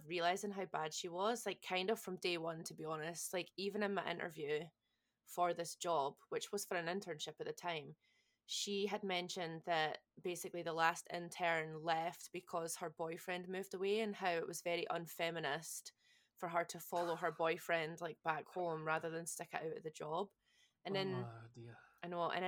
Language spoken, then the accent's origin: English; Scotland, United Kingdom; accent: Scottish; moved away; someone had clocked my accent, and they were also Scottish. So there was like three of us all Scottish